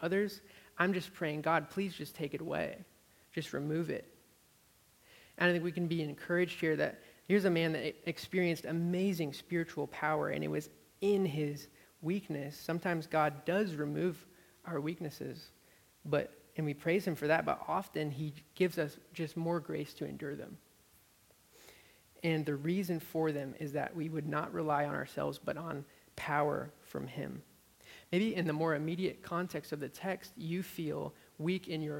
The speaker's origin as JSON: {"language": "English", "town": "Amherst", "region": "Massachusetts", "country": "United States", "tie": "born or raised there", "moved": "as an adult", "lives_now": "Austin, United States", "said": "where I grew up in Amherst, Massachusetts."}